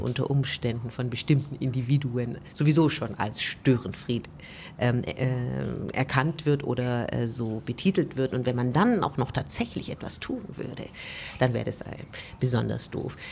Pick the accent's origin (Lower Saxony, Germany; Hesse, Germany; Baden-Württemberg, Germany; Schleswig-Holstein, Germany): Baden-Württemberg, Germany; Korntal; also born or lived in Stuttgart; ich bin in Korntal groß geworden